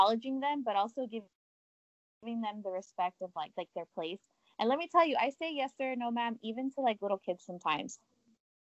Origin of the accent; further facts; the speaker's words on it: Texas, United States; moved away; also born or lived in California; I grew up in Texas, but I also grew up in Cali